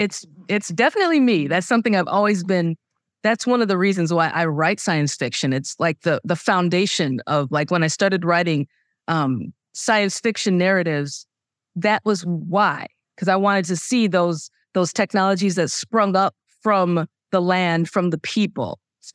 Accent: United States; I'm Nigerian American. I mean, it's way clear for me that that's not right.

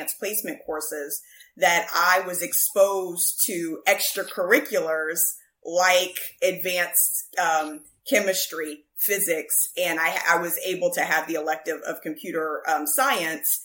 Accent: Ohio, United States; I'm from Ohio. So born and bred Buckeye.

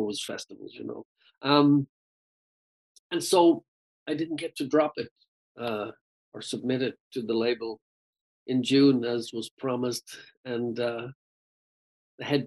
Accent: Ireland; accent: Irish; my Irish accent

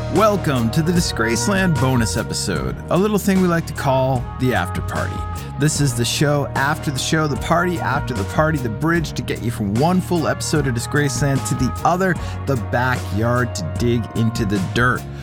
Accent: Boston, Massachusetts, United States; I'm from Boston, and Boston's known for its armored truck

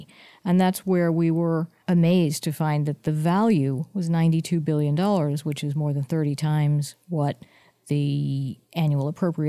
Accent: San Mateo, California, United States; You know, I have to say that I grew up in San Mateo, California

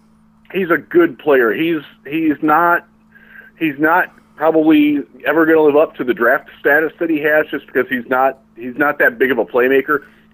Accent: Lorain, Ohio, United States; the Lorraine Journal was my hometown paper.

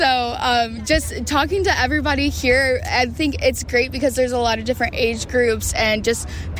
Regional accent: West Chester, Ohio, United States; also born or lived in Cincinnati, Ohio; now in St. Louis, United States; I'm from Westchester, Ohio.

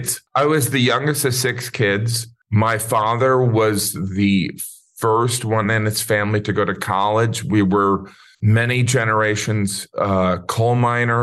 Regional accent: Northwest Indiana, United States; also born or lived in Illinois; moved to kind of Rust Belt, Indiana, then eventually moved to kind of more on the edge of Rust Belt and farmland.

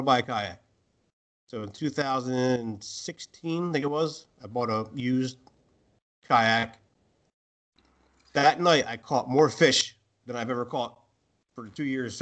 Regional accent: Atlantic City, New Jersey, United States; I grew up outside Atlantic City, grew up by a lake

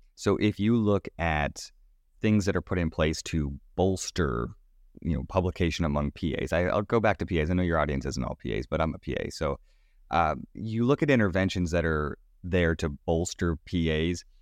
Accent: Sanford, Florida, United States; moved away; my hometown, uh, of Sanford, Florida

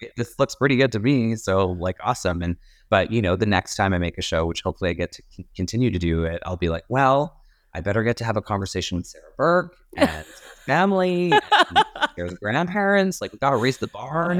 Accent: Edmonton, Alberta, Canada; also born or lived in Calgary; I was living in Calgary and my parents are, and I'm originally from Edmonton.

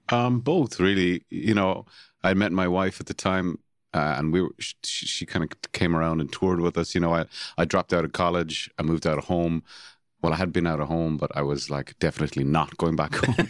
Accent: Cork, Munster, Ireland; I was born and raised in Cork City

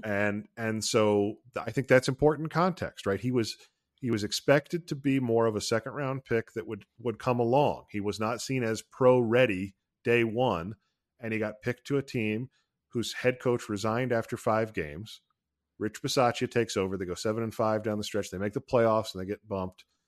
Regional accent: Ohio, United States; I'm from Ohio, and I am proud

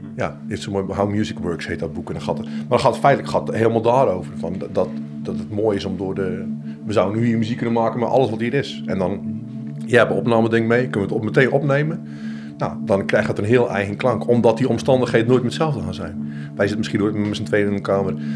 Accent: Zeeland, Netherlands; accent: Zeeland dialect; moved away; toen ik voor het eerst buiten Zeeland kwam, dat mensen ook wel lacherig deden over mijn accent of mijn dialect

